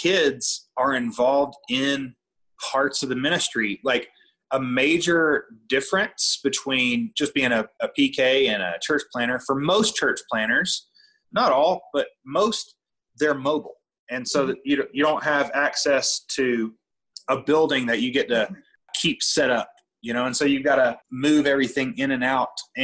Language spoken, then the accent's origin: English; Southeast, United States; moved away as an adult; also born or lived in Virginia / Atlanta, Georgia / Raleigh, North Carolina / Tennessee; now in Montana, United States; I grew up in the Southeast pretty much my whole life